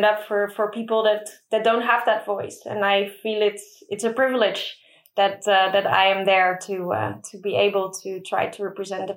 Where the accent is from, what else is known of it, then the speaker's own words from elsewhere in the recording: Middelburg, Zeeland, Netherlands; There were two schools in my hometown, Middelburg